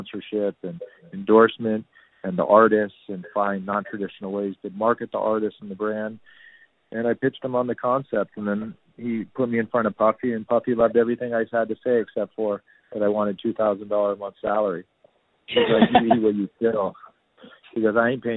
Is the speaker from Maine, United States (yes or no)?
no; Danville, California, United States; now in New York City, United States; I grew up in a really cool suburb in Northern California called Danville.